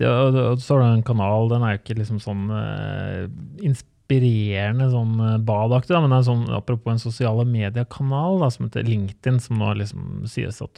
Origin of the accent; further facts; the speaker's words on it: Oslo, Norway; jeg er fra Oslo